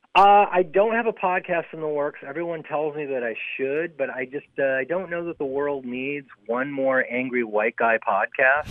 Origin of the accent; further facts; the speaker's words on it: Chicago, Illinois, United States; also born or lived in Los Angeles; now in San Francisco, United States; I didn't grow up here. No, I'm I'm a, I'm a transplant. Uh, I came from Chicago originally